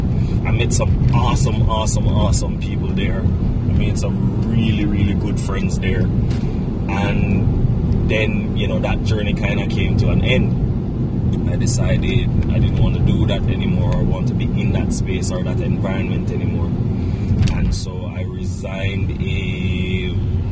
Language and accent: English; Bog Walk, Saint Catherine, Jamaica; moved away as an adult; now in Kingston, Jamaica; I am originally from St. Catherine, community of Bogwalk. I grew up in a large family.